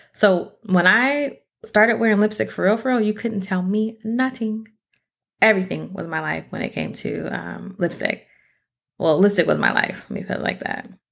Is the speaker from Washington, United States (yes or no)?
yes; Seattle, Washington, United States; I'm from Seattle.